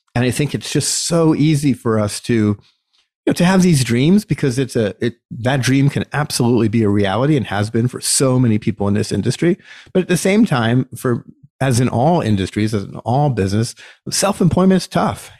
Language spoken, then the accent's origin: English; United States; as an American citizen